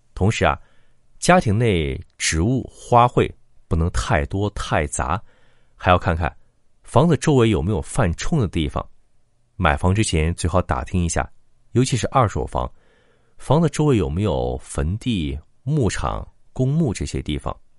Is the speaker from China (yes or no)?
yes; China; 我们中国人